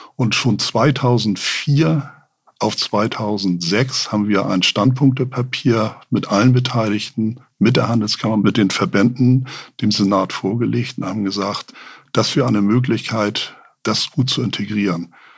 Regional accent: Hamburg, Germany; als Hamburger

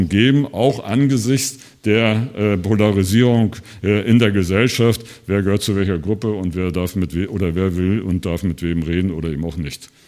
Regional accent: Thuringia, Germany; wir brauchen den Digitalpakt 2, wir als Thüringer äh, und Thüringerinnen, aber auch die Länder insgesamt.

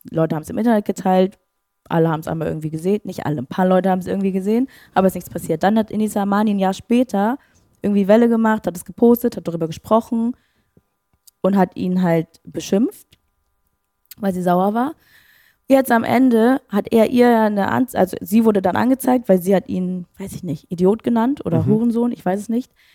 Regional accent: Schleswig-Holstein, Germany; moved away; ich komme aus Schleswig-Holstein

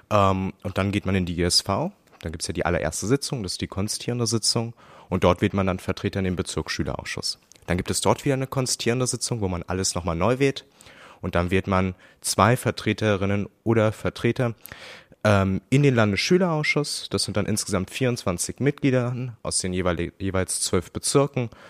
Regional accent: Berlin, Germany; Ich komme erstens aus Reinickendorf, ähm, gehe auf ein Gymnasium, das Gabriele vom Bülow-Gymnasium, in die 10. Klasse.

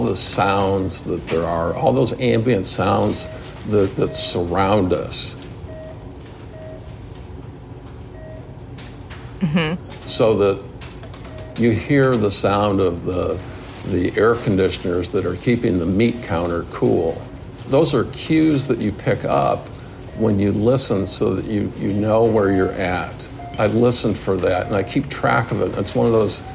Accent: Detroit, Michigan, United States; Born and raised in the Detroit area

